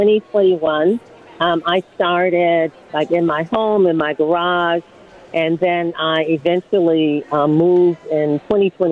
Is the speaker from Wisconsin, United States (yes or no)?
yes; Milwaukee, Wisconsin, United States; I was born and raised in Wisconsin, and I grew up 53206 zip code